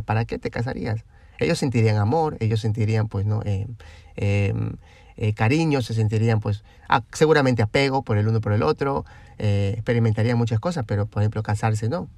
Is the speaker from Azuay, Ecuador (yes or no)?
no; Guayaquil, Guayas, Ecuador; de nosotros de Guayaquil